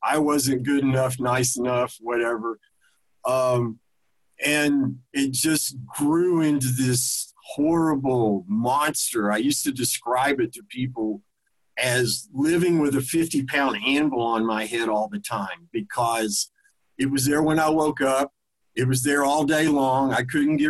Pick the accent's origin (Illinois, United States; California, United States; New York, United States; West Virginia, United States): West Virginia, United States; Huntington; moved away as an adult; also born or lived in southeastern United States; I was born in Huntington, West Virginia. I spent first 30 years of my life there primarily